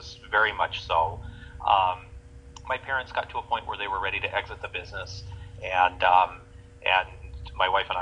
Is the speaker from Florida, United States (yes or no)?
no; California, United States; I grew up in Lake Tahoe, California